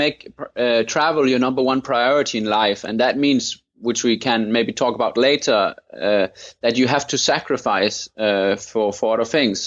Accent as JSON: {"language": "English", "area": "Thy", "region": "North Denmark Region", "country": "Denmark", "tie": "born or raised there", "said": "I grew up in Denmark in an area called Thy"}